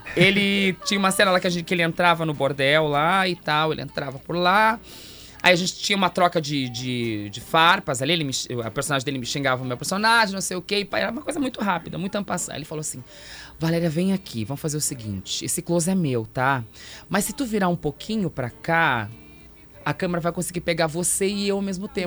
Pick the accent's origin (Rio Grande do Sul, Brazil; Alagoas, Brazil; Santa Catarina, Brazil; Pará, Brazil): Rio Grande do Sul, Brazil; Santo Ângelo; moved away as an adult; now in Porto Alegre, Brazil; Quando eu cheguei aqui em Porto Alegre lá em 2005, sou de Santo Ângelo